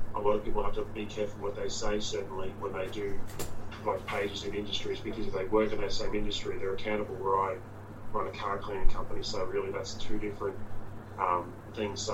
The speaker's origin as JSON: {"language": "English", "town": "Brisbane", "region": "Queensland", "country": "Australia", "tie": "born or raised there", "also_born_or_lived": "St. Louis, Missouri, United States / Gold Coast, Australia", "said": "we lived and grew up in Zilmere before it became like unit blocks and all"}